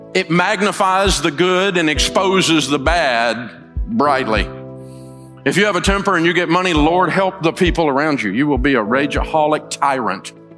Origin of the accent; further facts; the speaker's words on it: Antioch, Tennessee, United States; I grew up over in Antioch, Tennessee